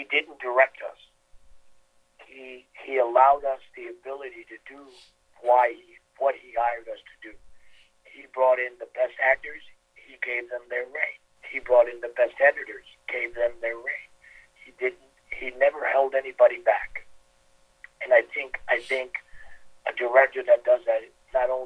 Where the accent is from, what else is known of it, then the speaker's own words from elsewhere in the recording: New York City, New York, United States; the neighborhoods that I grew up in Queens